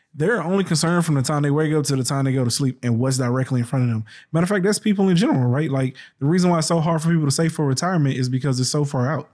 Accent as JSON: {"language": "English", "region": "the South", "country": "United States", "tie": "born or raised there", "said": "I grew up in the South"}